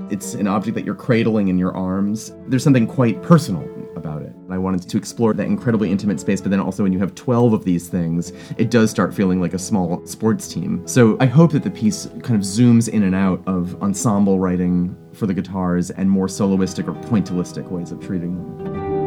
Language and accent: English; Providence, Rhode Island, United States; also born or lived in Vermont; I grew up in the Northeast, born in Vermont, raised in Providence, Rhode Island